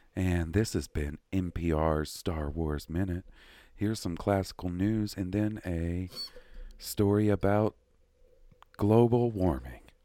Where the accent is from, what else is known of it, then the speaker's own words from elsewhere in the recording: Columbus, Mississippi, United States; moved away; where I grew up in Columbus